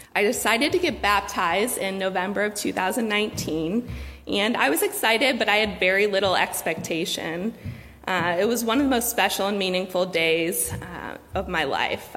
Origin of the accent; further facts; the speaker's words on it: Cleveland, Ohio, United States; I grew up in Cleveland